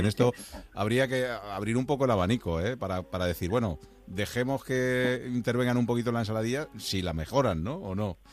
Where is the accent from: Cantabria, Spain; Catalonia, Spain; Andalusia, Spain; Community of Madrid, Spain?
Community of Madrid, Spain; Madrid; yo que soy de Madrid